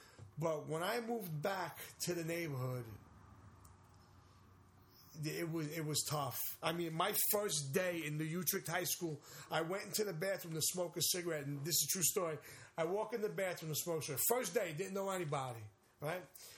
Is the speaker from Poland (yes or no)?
no; West Babylon, New York, United States; also born or lived in Brooklyn; When I was living in West Babylon